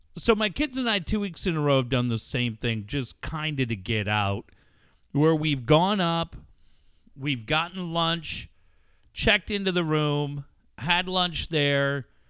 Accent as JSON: {"language": "English", "town": "Encinitas", "region": "California", "country": "United States", "tie": "born or raised there", "said": "my hometown of Encinitas"}